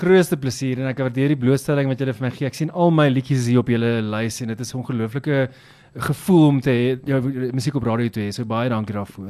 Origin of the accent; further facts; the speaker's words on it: Richards Bay, KwaZulu-Natal, South Africa; also born or lived in Newcastle, KwaZulu-Natal; ek is oorspronklik 'n uh, volbloed Nataller, ek is gebore daar in Noord-Natal, uh, Newcastle en ek het skool klaar gemaak in 'n klein dorpie met naam Richards Bay